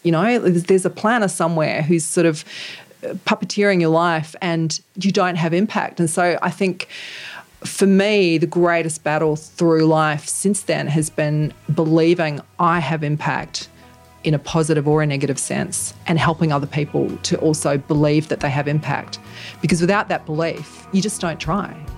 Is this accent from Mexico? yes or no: no; New Zealand; the culture that I grew up in in New Zealand